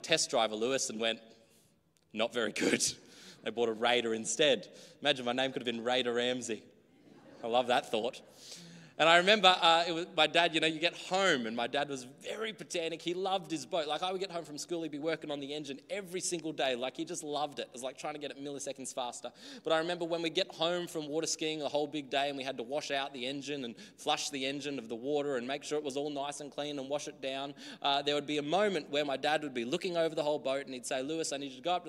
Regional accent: Australia; Growing up in the country, I guess here too, very native land, Australia.

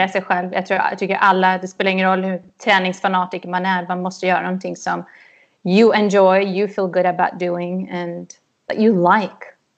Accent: Huddinge, Stockholm County, Sweden; moved away as an adult; also born or lived in New York / Los Angeles; now in United States; jag är uppväxt i Huddinge utanför Stockholm. Så där bodde jag tills jag var 19 och flyttade till USA i princip.

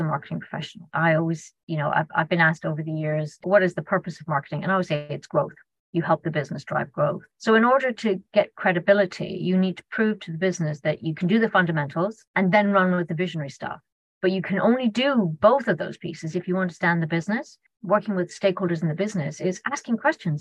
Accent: Ireland; being Irish

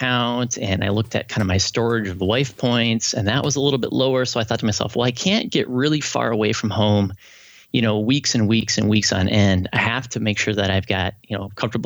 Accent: Rochester, Minnesota, United States; I'm from Rochester, Minnesota, and I'm an exercise specialist

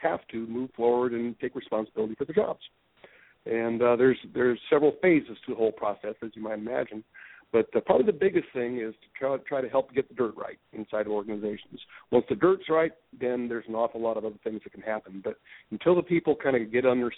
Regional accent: Colorado, United States; also born or lived in Alaska; now in Portland, United States; Grew up in Colorado, went to Alaska

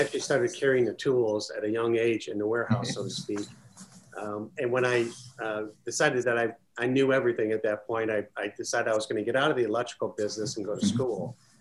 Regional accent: Chicago, Illinois, United States; where I grew up in Chicago

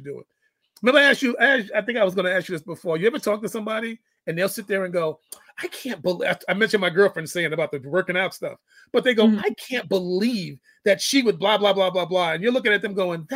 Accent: New York City, New York, United States; also born or lived in San Quentin, California; now in Killeen, Texas, United States; I grew up in the Bronx. I've lived in 5 different states, 22 different cities

